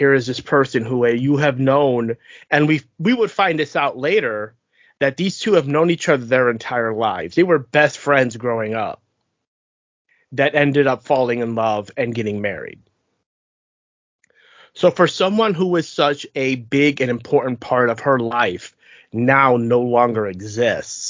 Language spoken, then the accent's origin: English; United States; since we are lowly Americans